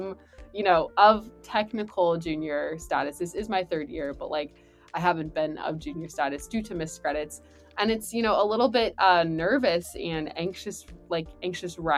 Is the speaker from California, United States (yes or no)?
yes; California, United States; moved away; I'm from California